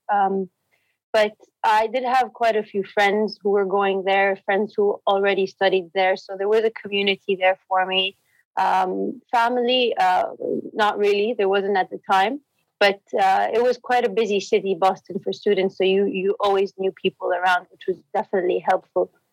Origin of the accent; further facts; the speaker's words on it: Jeddah, Makkah Province, Saudi Arabia; moved away as an adult; also born or lived in Cambridge, United Kingdom; I grew up in Saudi, in Jeddah